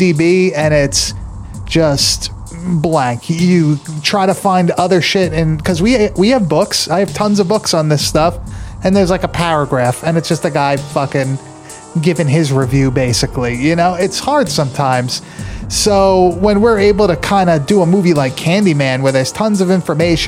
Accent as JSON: {"language": "English", "region": "New York", "country": "United States", "tie": "born or raised there", "said": "I grew up in New York. I was always in the city."}